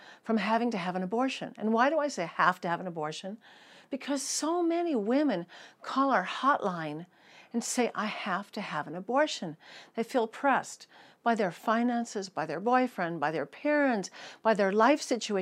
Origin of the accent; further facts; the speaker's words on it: United States; accent: American; moved away as an adult; now in Israel; my American accent because I moved here when I graduated college. In 1979, I moved to Israel